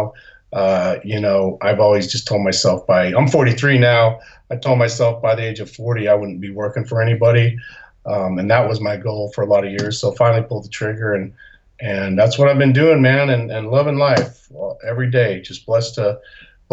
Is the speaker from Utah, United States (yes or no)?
yes; Salt Lake City, Utah, United States; moved away as an adult; also born or lived in Rome, Italy; I grew up in Salt Lake City, Utah